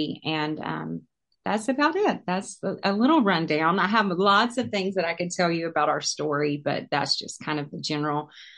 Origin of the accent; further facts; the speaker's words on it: North Carolina, United States; moved away as an adult; now in Loganville, United States; Born and raised in North Carolina